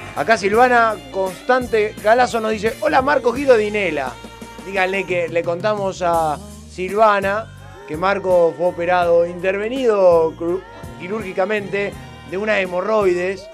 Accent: Argentina; argentino acostumbrado

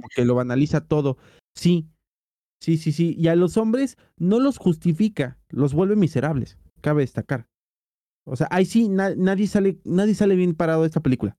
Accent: Mexico; somos pinches mexicanos

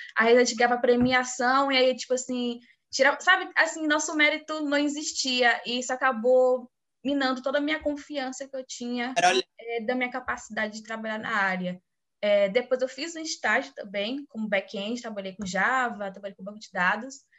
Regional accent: Bahia, Brazil; sou aqui da Bahia também

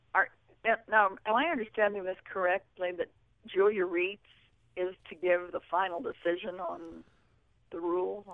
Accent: the South, United States; moved away; I was born and raised in the South

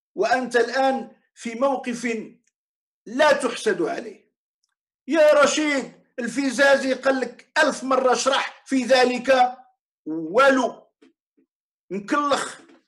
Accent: Morocco; عندنا في المغرب

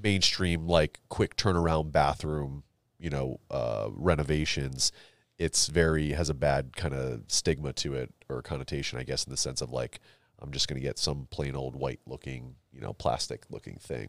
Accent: Connecticut, United States; I grew up in Connecticut, so, like, uh, there were a lot of lotta, like, prep schools we played

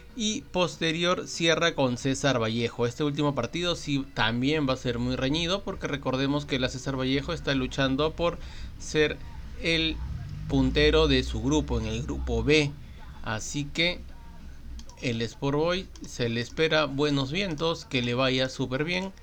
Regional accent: Peru; soy peruano

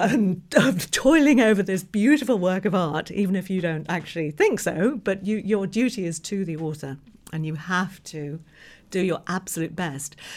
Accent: England, United Kingdom; moved away as an adult; now in New York, United States; I was born in England, lived in England right until around about two thousand eight.

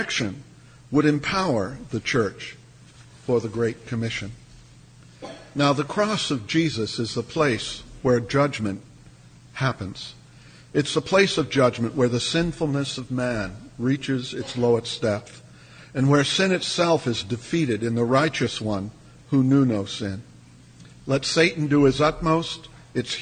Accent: United States; also born or lived in South Africa; being an American

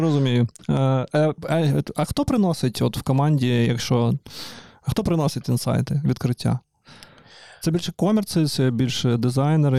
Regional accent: Donetsk, Donetsk Oblast, Ukraine; moved away; я ж з Донецька

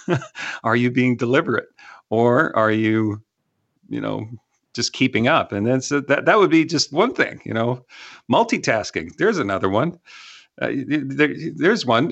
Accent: Canada; now in Texas, United States

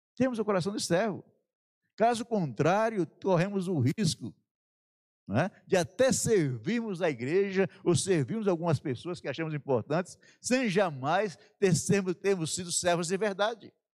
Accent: sertão of Bahia, Brazil; Lá no sertão da Bahia, né, onde eu nasci

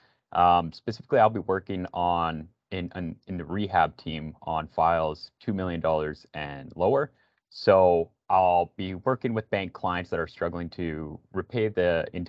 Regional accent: Regina, Saskatchewan, Canada; moved away as an adult; now in Toronto, Canada; because I'm originally from Regina, Saskatchewan.

